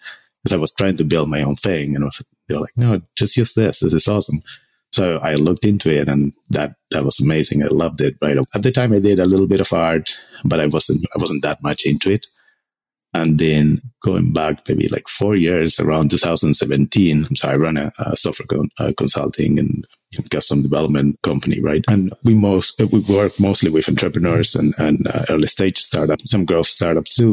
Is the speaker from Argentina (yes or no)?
yes; Argentina; moved away as an adult; I'm from Argentina originally. I did computer engineering there